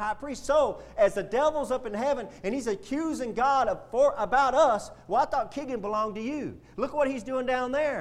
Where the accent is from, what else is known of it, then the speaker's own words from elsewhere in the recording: United States; being an American citizen